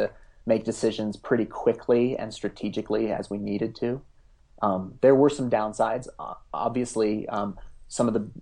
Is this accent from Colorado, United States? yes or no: yes; Front Range of Colorado, United States; I'm actually born and raised in the Front Range of Colorado, and so I have a long history here